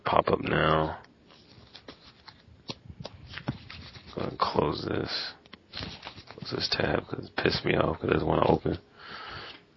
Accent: Indiana, United States; I'm from Indiana

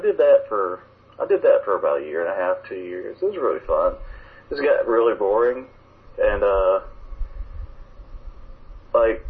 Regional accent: Alabama, United States; two guys from Alabama

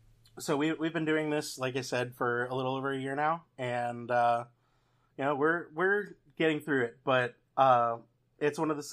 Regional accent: Atlanta, Georgia, United States; also born or lived in Louisville; now in Charlotte, United States; I actually grew up in Atlanta. I was born in Louisville, Kentucky, and moved there after, you know, a year or so. So I've been a Georgia boy since, mm-hmm. you know, day one, pretty much.

